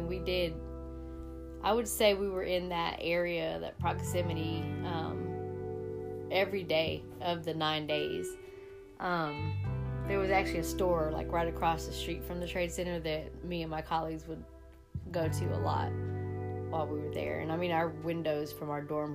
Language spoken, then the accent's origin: English; Georgia, United States; moved away as an adult; also born or lived in New York City; I'm from Georgia